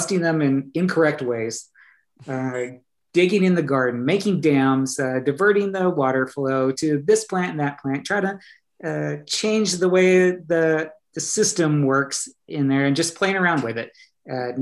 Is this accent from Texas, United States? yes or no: yes; Pampa, Texas, United States; moved away as an adult; also born or lived in Canyon, Texas / Norman, Oklahoma; I grew up in Pampa, east of Amarillo.